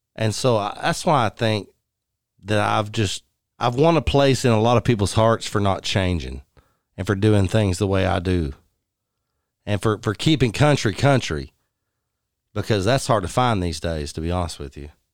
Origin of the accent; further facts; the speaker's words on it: Odessa, Texas, United States; moved away as an adult; also born or lived in Fort Worth, Texas; I grew up in Odessa, Texas